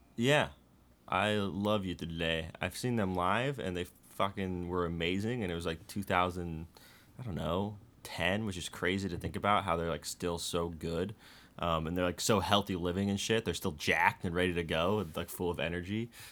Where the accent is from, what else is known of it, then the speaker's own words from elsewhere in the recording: Bay Area, California, United States; I grew up in the Bay Area